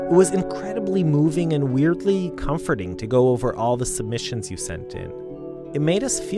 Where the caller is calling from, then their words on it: New York, United States; from New York